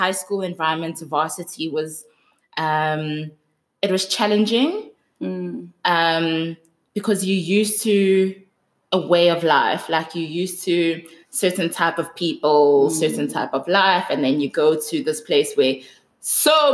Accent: Johannesburg, Gauteng, South Africa; also born or lived in Soweto; I was born in Johannesburg. I grew up in Johannesburg. All I know is Johannesburg. I've been here all my life

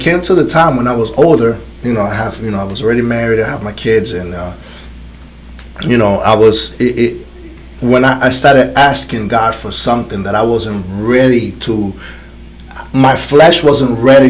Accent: New York City, New York, United States; moved away as an adult; also born or lived in Dominican Republic / Connecticut; I lived in Connecticut for so many years, you know, when I came from the Dominican Republic, I came straight to New York City. So I grew up in New York City, right?

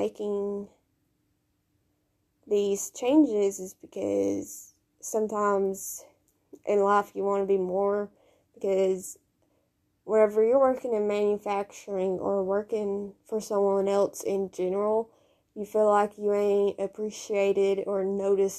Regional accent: Kentucky, United States; now in Tennessee, United States; I was raised in Kentucky, but I've lived in Tennessee for the last 6 years

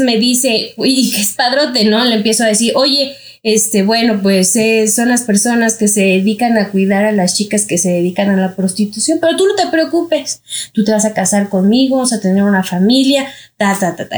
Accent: Mexico City, Mexico; yo soy de aquí de la Ciudad de México

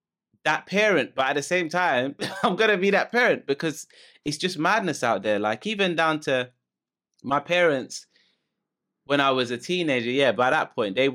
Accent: London, United Kingdom; we're talking about the like, the nostalgia and how things were when we were kids growing up in London

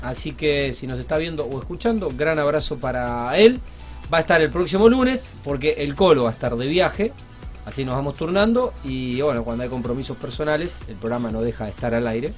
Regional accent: Argentina; somos argentinos, somos muy futboleros

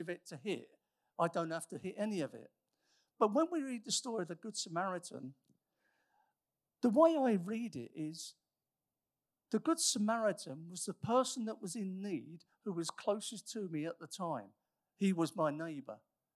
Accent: United Kingdom; we are mostly British

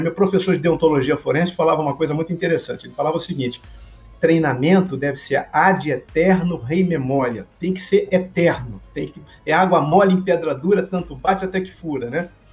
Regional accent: Minas Gerais, Brazil; sou mineiro

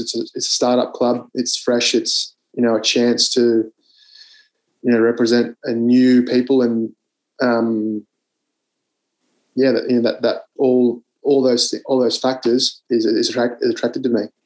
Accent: Canberra, Australian Capital Territory, Australia; I grew up in Canberra

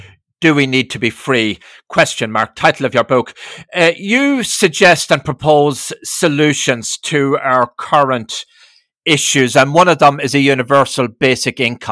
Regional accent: Ireland; now in United States; I didn't grow up in America. I grew up in Ireland through the 60s.

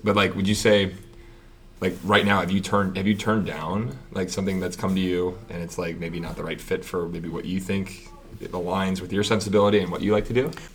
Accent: Pittsburgh, Pennsylvania, United States; moved away; I'm from Pittsburgh originally

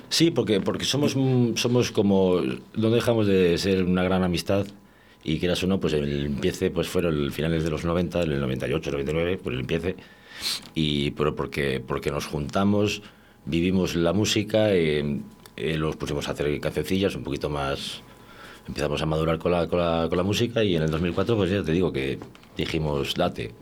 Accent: Valladolid, Castile and León, Spain; moved away as an adult; now in Valencia de Don Juan, Spain; yo soy de Valladolid, soy, soy de aquí, de, además del barrio de las Delicias, y, hace ya, estuve viviendo aquí más de 25 años

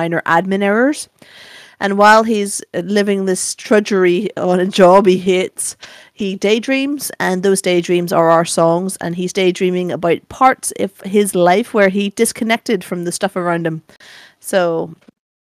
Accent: Northern Ireland, United Kingdom; growing up in Northern Ireland

